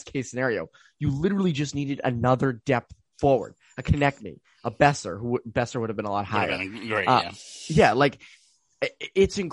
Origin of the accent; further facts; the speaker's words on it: Arizona, United States; in the desert, you know, my hometown